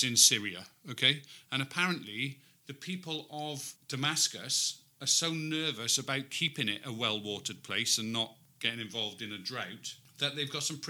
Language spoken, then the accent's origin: English; Wales, United Kingdom; the only Welsh person amongst us three